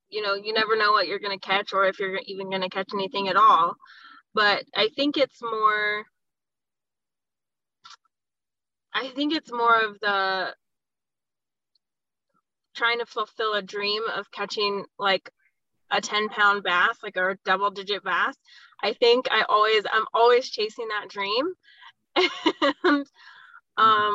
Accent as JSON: {"language": "English", "town": "Las Vegas", "region": "Nevada", "country": "United States", "tie": "born or raised there", "said": "I'm a native Las Vegan. I was born here in Las Vegas, Nevada. I lived here my whole life, born and raised"}